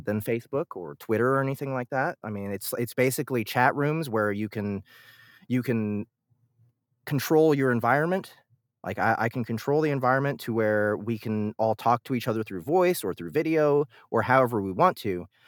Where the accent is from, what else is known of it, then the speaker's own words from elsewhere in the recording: Kansas City, Missouri, United States; I'm born and raised in Kansas City.